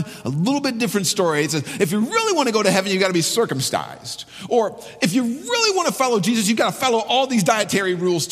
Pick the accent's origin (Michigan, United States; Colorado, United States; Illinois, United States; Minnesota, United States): Michigan, United States; Ann Arbor; I'm from Ann Arbor